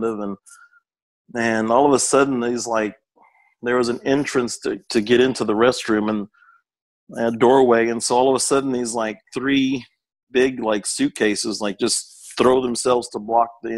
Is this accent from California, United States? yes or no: no; Austin, Texas, United States; I was born in Austin and grew up. The house I grew up in was next door to my grandparents' house.